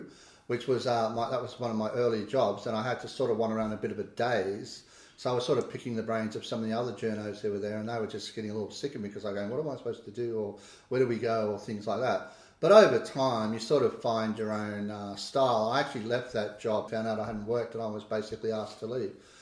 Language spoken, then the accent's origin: English; Kiama, New South Wales, Australia; also born or lived in Canoundra (unclear place name); we moved in about 1970 when my father became editor of the Kiama Independent